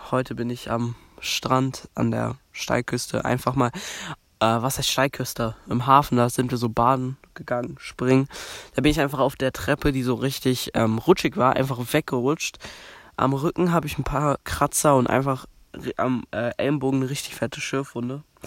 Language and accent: German; Berlin, Germany; bei uns in Berlin